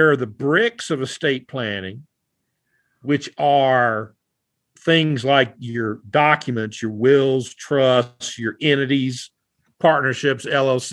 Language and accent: English; the South, United States; I am from the South